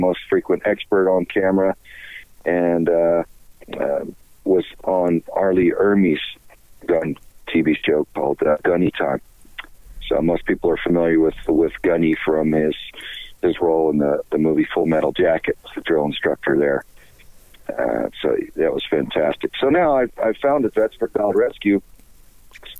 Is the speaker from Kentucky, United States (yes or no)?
no; Southern Texas, United States; I'm from Southern Texas, and I grew up with a kind of a all-American tough boy lifestyle, as the culture there